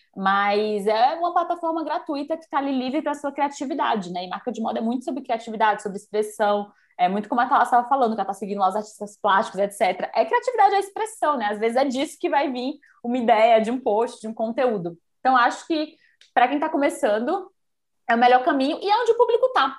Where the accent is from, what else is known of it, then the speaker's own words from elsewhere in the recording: Bahia, Brazil; moved away as an adult; now in São Paulo, Brazil; eu sou baiana, né? Eu vim morar aqui por isso, eu vim fazer faculdade e nunca mais voltei